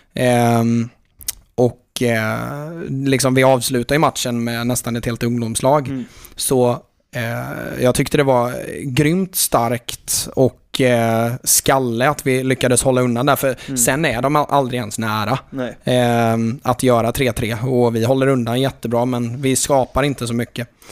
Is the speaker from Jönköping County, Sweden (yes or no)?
yes; Jönköping, Jönköping County, Sweden; halva min uppväxt var ju liksom i stort sett på Råslätt